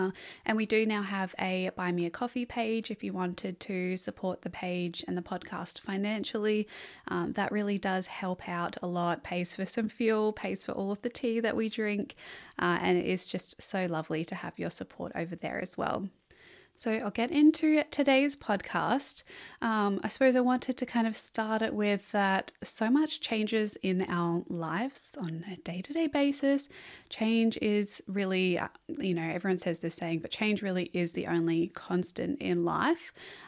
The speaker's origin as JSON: {"language": "English", "town": "Margaret River", "region": "Western Australia", "country": "Australia", "tie": "born or raised there", "said": "So I was born around the Northern Rivers area and then moved to Margaret River in Western Australia. And this is probably where I have my first memories of really connecting to nature."}